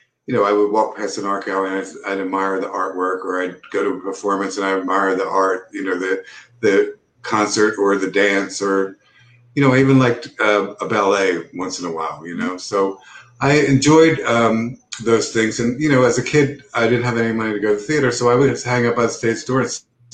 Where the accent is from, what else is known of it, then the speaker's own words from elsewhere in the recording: Philadelphia, Pennsylvania, United States; I grew up in Philadelphia